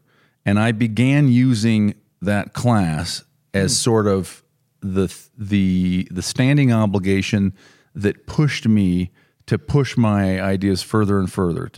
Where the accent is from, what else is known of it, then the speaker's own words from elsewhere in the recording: Provo, Utah, United States; I was basically a Provo boy and I'd been on mission and I lived elsewhere, but you know, I was from Provo